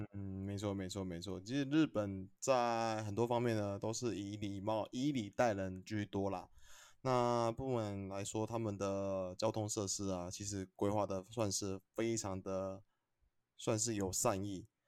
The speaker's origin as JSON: {"language": "Chinese", "country": "Taiwan", "said": "我们台湾这边"}